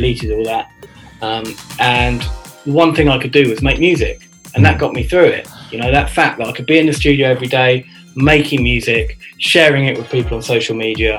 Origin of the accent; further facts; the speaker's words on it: Reading, South East England, United Kingdom; moved away as an adult; also born or lived in London; now in Reading, United Kingdom; I'm originally from Reading.